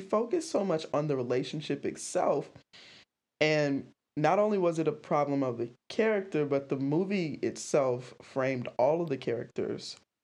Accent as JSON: {"language": "English", "region": "the South", "country": "United States", "said": "I'm from the South"}